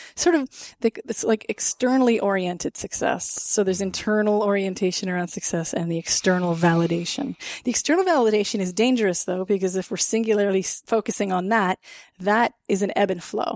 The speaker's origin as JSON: {"language": "English", "country": "Canada", "said": "as a Canadian"}